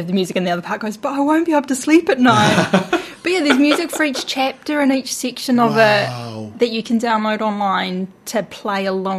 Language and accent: English; Inglewood, Taranaki, New Zealand; I'll type in Inglewood, so I'm looking for my hometown.